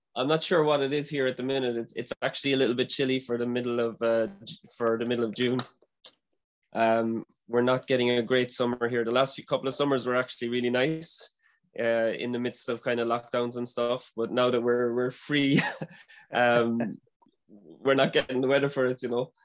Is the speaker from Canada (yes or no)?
no; Ireland; I'm from Ireland